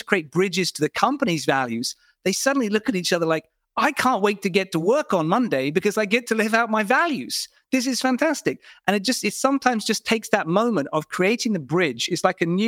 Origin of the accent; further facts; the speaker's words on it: United Kingdom; I'm British